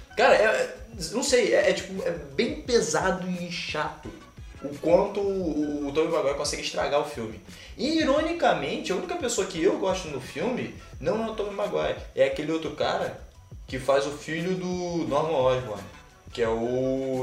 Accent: Rio de Janeiro, Brazil; eu sou carioca

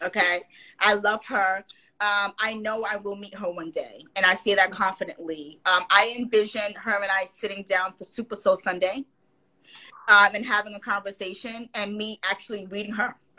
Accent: New York, United States; I'm from New York

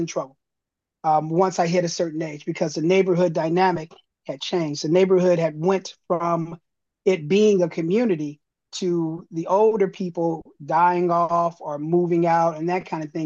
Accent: Los Angeles, California, United States; I grew up here in Los Angeles

